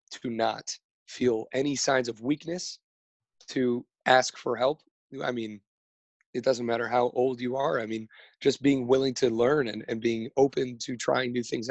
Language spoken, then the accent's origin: English; Los Angeles, California, United States; I am from Studio City, California. It's in the Valley